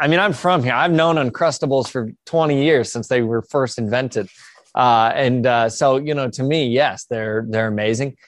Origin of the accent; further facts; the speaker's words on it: Columbus, Ohio, United States; I'm from Columbus originally, so we're back home, Mid-Ohio this weekend